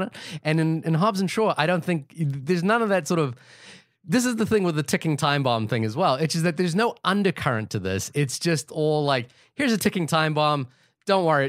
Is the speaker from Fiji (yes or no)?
yes; Fiji; I'm from the Pacific Islands. You know, I was born in Fiji